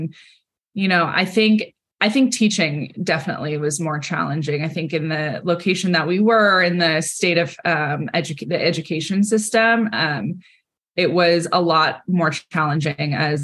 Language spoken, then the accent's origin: English; California, United States; I grew up in California to a family